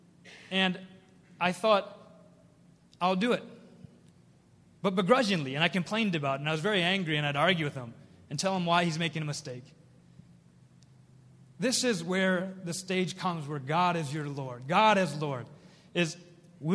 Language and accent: English; Minnesota, United States; also born or lived in South Korea; I was adopted by a family in Minnesota